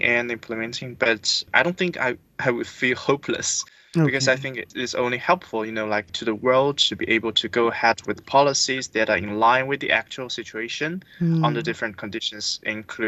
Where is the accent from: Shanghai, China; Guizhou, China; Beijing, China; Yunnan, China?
Guizhou, China; Qingman Miao Village; my hometown of a small village called Qingman Miao Village in Guizhou province.